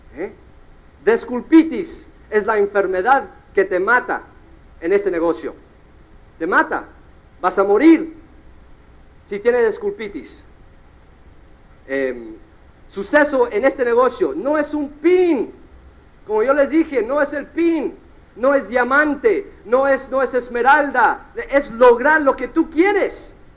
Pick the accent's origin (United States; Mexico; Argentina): United States; mi mamá es cubana, mi papá es mexicano y yo nací en los Estados Unidos